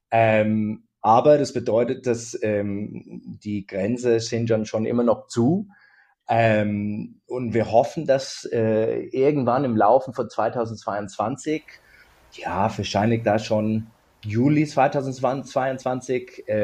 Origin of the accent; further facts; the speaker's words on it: Sydney, New South Wales, Australia; German is a second language; Also ich bin Australier, genau.